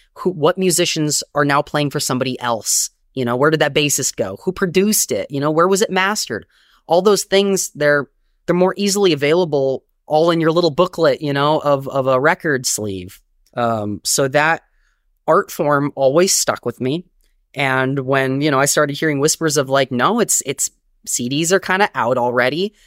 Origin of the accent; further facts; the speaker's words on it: Long Beach, California, United States; moved away as an adult; also born or lived in Inland Empire, California; now in New York, United States; I grew up in Long Beach, California, where I was born, and I moved to New York, um, twelve years ago